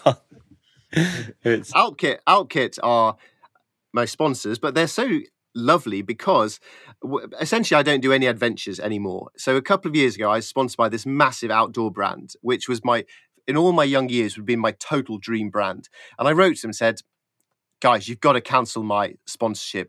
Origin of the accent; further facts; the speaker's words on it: Yorkshire Dales, Yorkshire and the Humber, United Kingdom; I grew up in the Yorkshire Dales, and as a kid, just me and my friends